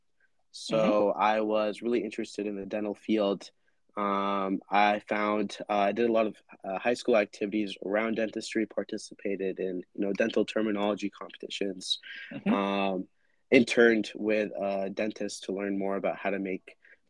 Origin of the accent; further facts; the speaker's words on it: Cincinnati, Ohio, United States; I'm originally from Cincinnati